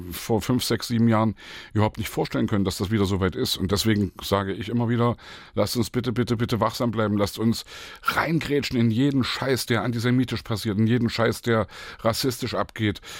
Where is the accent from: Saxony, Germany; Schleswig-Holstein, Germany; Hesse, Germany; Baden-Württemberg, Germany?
Saxony, Germany; Leipzig; Und ich komme aus Leipzig und Leipzig liegt 40 Kilometer von Halle entfernt